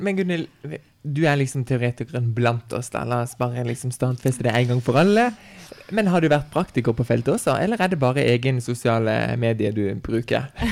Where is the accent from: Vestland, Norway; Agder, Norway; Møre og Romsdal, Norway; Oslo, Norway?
Agder, Norway; Farsund; now in Kristiansand, Norway; hjemme i Farsund